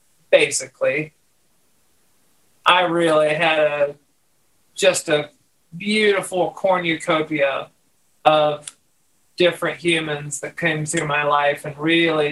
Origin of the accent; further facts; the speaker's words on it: West Virginia, United States; moved away as an adult; also born or lived in Akron, Ohio; And then my parents, shortly from there, moved back to West Virginia, where they're from. And so I grew up in West Virginia